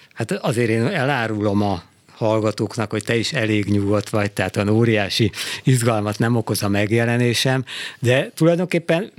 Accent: Budapest, Hungary; moved away as an adult; now in Szentendre, Hungary; én Budapestről származom

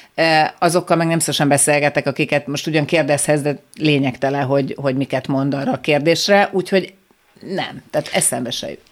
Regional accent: Budapest, Hungary; Én, én Újpesten nőttem föl, a tíz emeletes lakótelepi ház nyolcadik emeletén

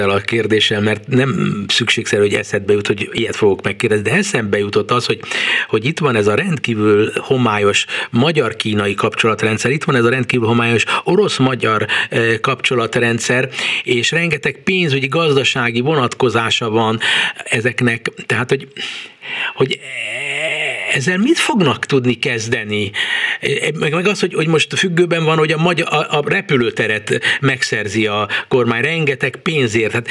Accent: Hungary; mi magyarok vagyunk

